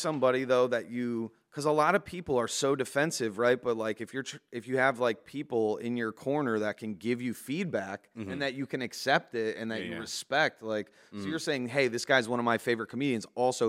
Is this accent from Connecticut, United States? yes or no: yes; Connecticut, United States; we're all from Connecticut here.